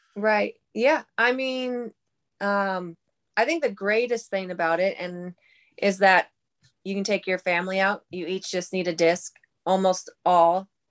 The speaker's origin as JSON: {"language": "English", "town": "Pipestone", "region": "Minnesota", "country": "United States", "said": "I'm from Pipestone, Minnesota"}